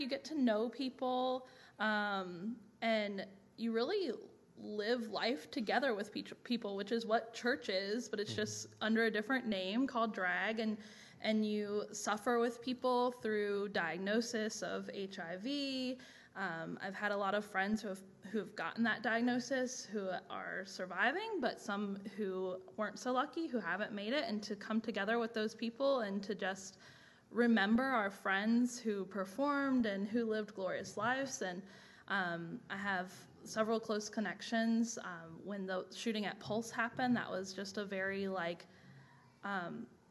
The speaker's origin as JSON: {"language": "English", "region": "the South", "country": "United States", "tie": "born or raised there", "said": "growing up in the South as a woman"}